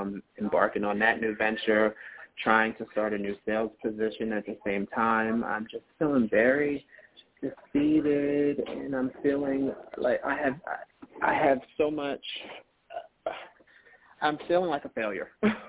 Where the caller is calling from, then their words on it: Philadelphia area, Pennsylvania, United States; I'm calling from Philadelphia area in Pennsylvania.